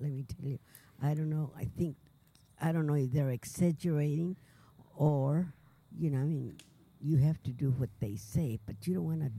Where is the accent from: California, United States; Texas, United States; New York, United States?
Texas, United States; El Paso; I was born in El Paso on the south side.